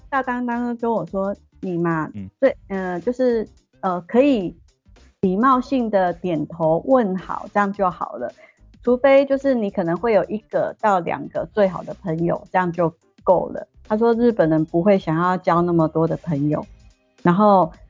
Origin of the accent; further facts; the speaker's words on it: Taiwan; moved away as an adult; now in Japan; 我是台湾人